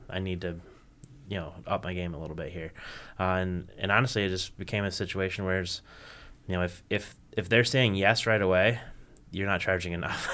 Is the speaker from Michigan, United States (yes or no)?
yes; Kalamazoo, Michigan, United States; I'm from Kalamazoo